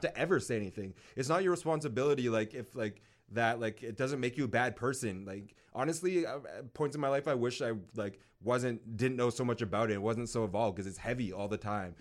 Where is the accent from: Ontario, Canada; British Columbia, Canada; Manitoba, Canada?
British Columbia, Canada; North Vancouver; I grew up in North